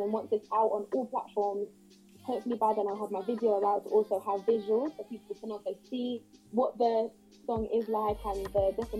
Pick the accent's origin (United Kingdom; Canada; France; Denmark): United Kingdom; because my background is Caribbean, as well as being British.